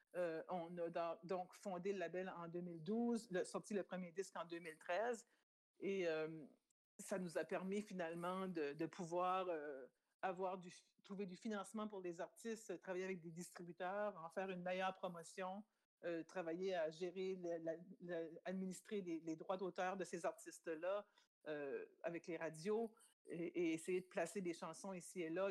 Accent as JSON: {"language": "French", "region": "New Brunswick", "country": "Canada", "tie": "born or raised there", "also_born_or_lived": "France", "first_language": "French", "said": "on est acadien, on vient du Nouveau-Brunswick"}